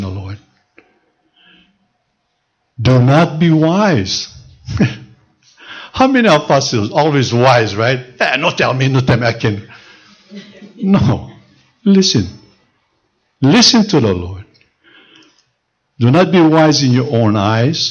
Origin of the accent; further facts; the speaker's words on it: Honolulu, Hawaii, United States; Growing up in Sand Island, I saw two families.